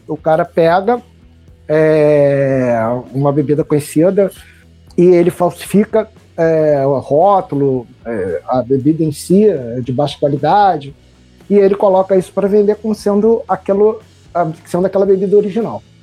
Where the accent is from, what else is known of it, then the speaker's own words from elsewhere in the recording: Niterói, Rio de Janeiro, Brazil; sou de Niterói